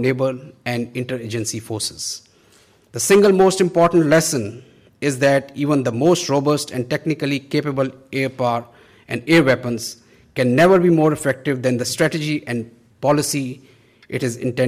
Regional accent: Pakistan; We, as Pakistani nation

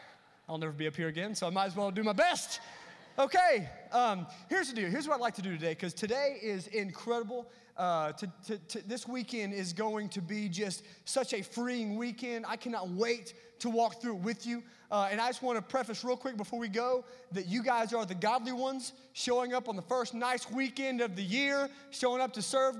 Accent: Tennessee, United States; I am from Tennessee.

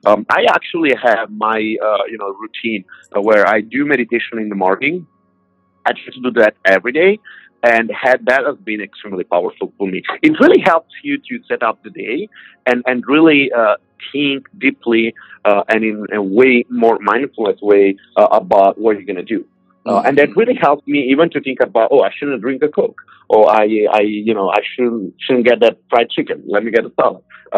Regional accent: Italy; I came from Italy, so I used to drink something like 10 coffees per day, maybe espresso.

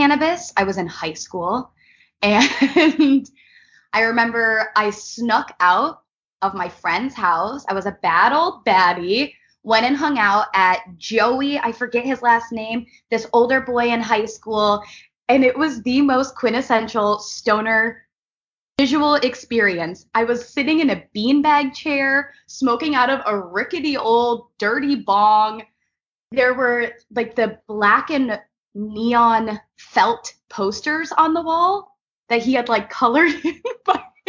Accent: New York, United States; now in Los Angeles, United States; I am from New York. I'm living here in Los Angeles

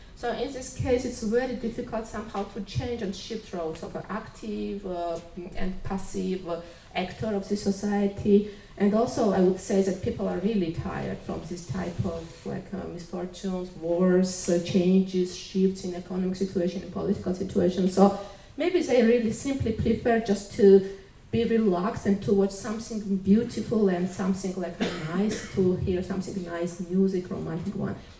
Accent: Georgia; I'm from Georgia. I'm from all the non-EU member country here

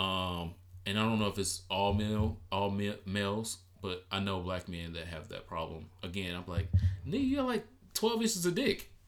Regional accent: Detroit, Michigan, United States; I'm from Detroit.

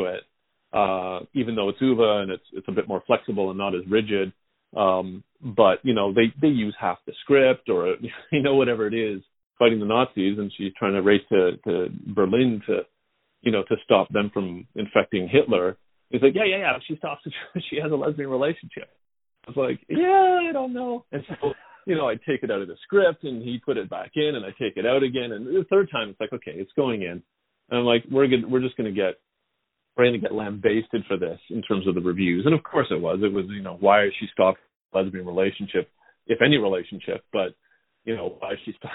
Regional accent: Canada

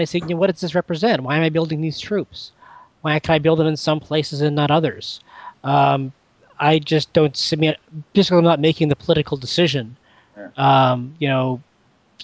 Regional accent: Canada; I'm a Canadian

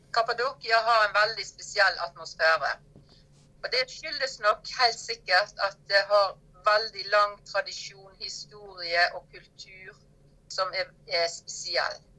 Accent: Norway; moved away as an adult; now in Cappadocia, Turkey; jobba hjemme i Norge

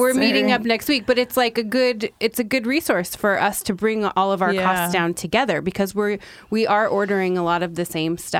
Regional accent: Welches, Oregon, United States; I grew up in Welch's, which is like Mount Hood, but then you come into school in Sandy

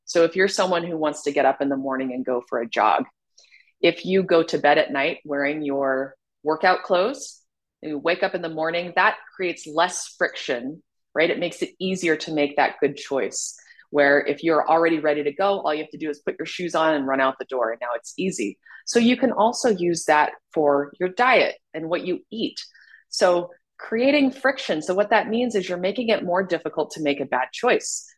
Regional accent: Salt Lake City, Utah, United States; I was born and raised in Salt Lake City, Utah

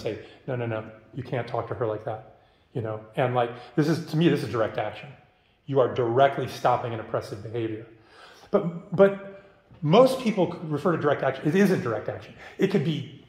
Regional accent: Midwest, United States; I grew up in the Midwest

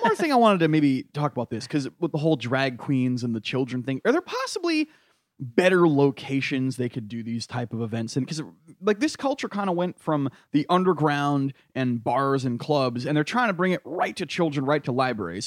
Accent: New England, United States; I'm from New England

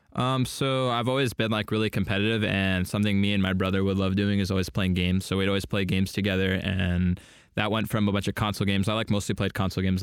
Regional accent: Poway, California, United States; also born or lived in Canada / Washington; moved to Southern California and lived in, um, Sa-, the San Diego area, Poway, to be more specific, until, like, eighteen

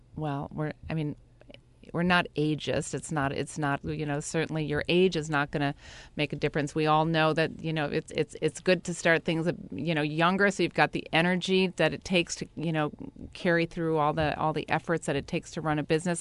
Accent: Brookfield, Wisconsin, United States; now in New York, United States; I was in a, a small town called Brookfield. and I grew up very, you know, really in the outdoors

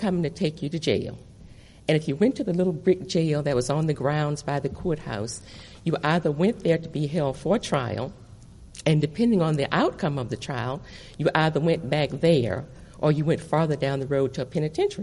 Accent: Nelson County, Virginia, United States; The county where I was born in Virginia is Nelson County

